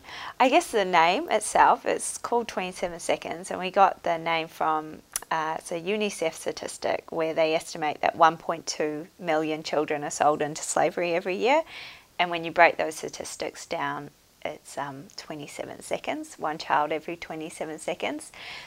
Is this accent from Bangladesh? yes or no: yes; Bangladesh; It sounds quite random, but I grew up in Bangladesh and my parents had a business there.